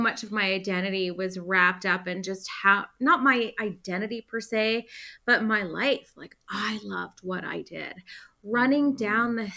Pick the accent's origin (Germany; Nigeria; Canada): Canada; as a Canadian